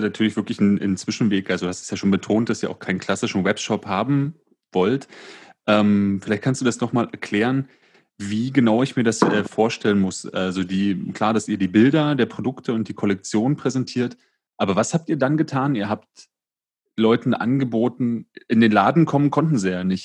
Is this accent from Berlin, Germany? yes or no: yes; Berlin, Germany; erlebe ich in Berlin ganz häufig